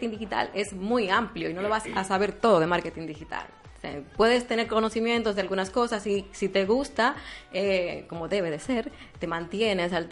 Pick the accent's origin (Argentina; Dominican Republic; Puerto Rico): Dominican Republic